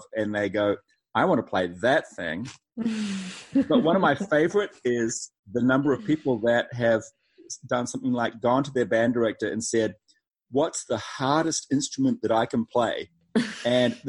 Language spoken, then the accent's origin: English; New Zealand; moved away as an adult; also born or lived in Boston, United States; now in North Carolina, United States; not originally from North Carolina. I'm from New Zealand